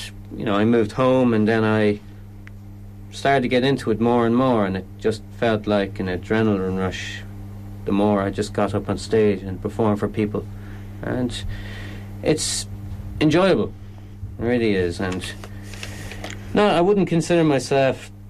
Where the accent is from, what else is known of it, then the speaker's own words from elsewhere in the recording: Ireland; also born or lived in China / Galway; I came back to Ireland